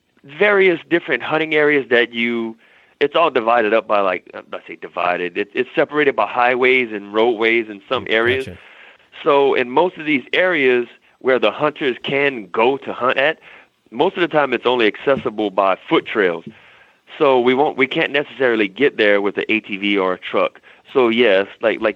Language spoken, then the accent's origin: English; South Louisiana, United States; now in Vandenberg, United States; I'm from South Louisiana. People do ride horses, but like my family and where I was from, we drove boats